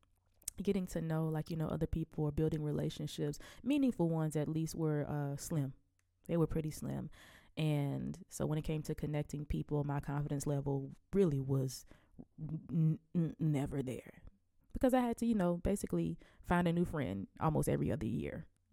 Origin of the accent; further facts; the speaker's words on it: Selma, Alabama, United States; But I'm from Selma, Alabama, and I am 27 years old